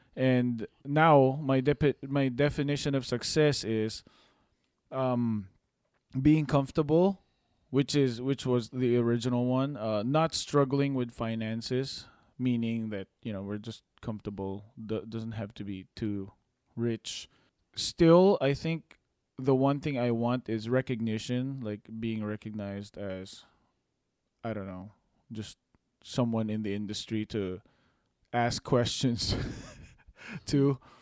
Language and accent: English; Philippines; moved away; we came from a from the Philippines and third world country